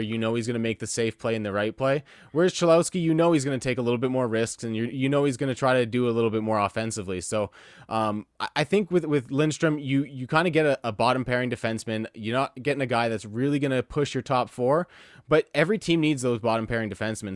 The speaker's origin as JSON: {"language": "English", "town": "Windsor", "region": "Ontario", "country": "Canada", "tie": "born or raised there", "also_born_or_lived": "Ottawa", "said": "I was born in Ottawa, and I kinda moved around a little bit when I was young, and then when I was about five years old, we settled in Windsor, and I've been here the entire time"}